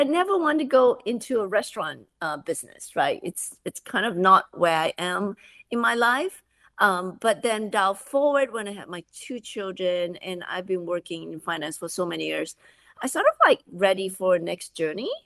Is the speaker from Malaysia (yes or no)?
yes; Malaysia; moved away; I grew up in Malaysia